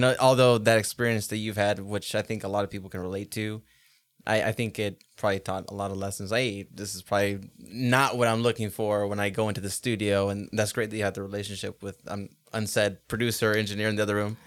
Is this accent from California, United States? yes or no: yes; Los Angeles, California, United States; now in Boise, United States; Los Angeles is my hometown. That's where I was born and raised, but this is where I grew up and grew into a man.